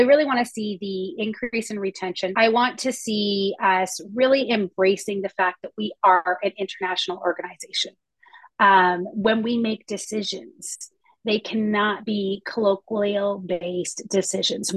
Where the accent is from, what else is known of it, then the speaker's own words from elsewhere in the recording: Canada; I'm a Canadian here